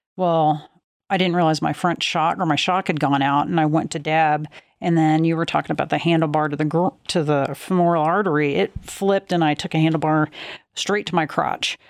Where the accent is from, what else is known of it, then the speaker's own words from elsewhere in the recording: Oklahoma, United States; I grew up in Oklahoma